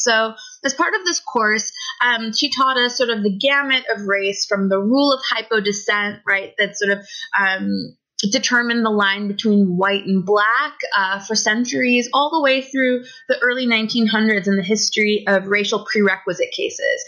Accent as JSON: {"language": "English", "country": "United States", "tie": "born or raised there", "moved": "as an adult", "lives_now": "Toronto, Canada", "said": "So I was born in the United States and I grew up there my whole life"}